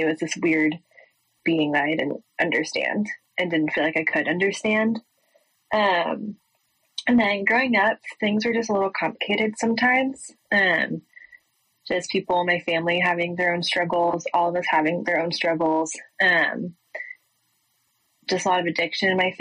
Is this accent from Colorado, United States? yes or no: yes; Boulder, Colorado, United States; moved away as an adult; now in Waco, United States; I was raised in Colorado. I grew up in Boulder